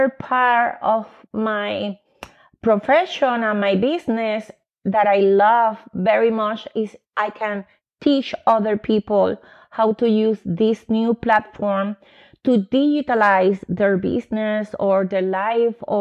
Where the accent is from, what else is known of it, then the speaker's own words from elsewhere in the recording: Puerto Rico; English is a second language; moved away as an adult; also born or lived in New York, United States; now in Austin, United States; I am Puerto Rican because I grew up in Puerto Rico, but I born in New York.